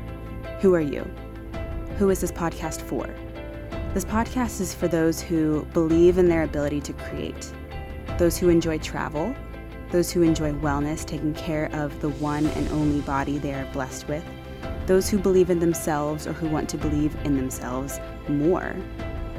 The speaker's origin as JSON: {"language": "English", "town": "Austin", "region": "Texas", "country": "United States", "tie": "born or raised there", "also_born_or_lived": "Houston, Texas / Virginia", "moved": "as an adult", "lives_now": "Costa Rica", "said": "I was born in Houston, Texas, raised in Austin, Texas"}